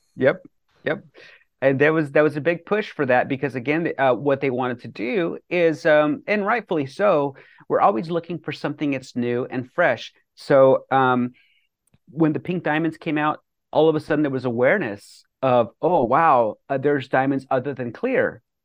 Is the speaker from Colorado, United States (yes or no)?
yes; Bethune, Colorado, United States; moved away as an adult; also born or lived in New York City; growing up in Bethune, Colorado, population one eighty-three or one eighty-five